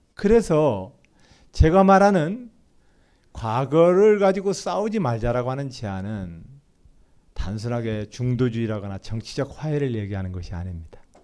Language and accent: Korean; Nonsan, South Chungcheong, South Korea; 제 고향 논산시 노성들판에